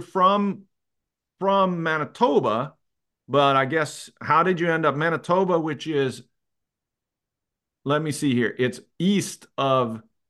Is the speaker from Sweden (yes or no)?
yes; Sweden; I mean, I grew up playing everybody in Sweden plays one form of ball hockey, but it's more on the snow with a tennis ball.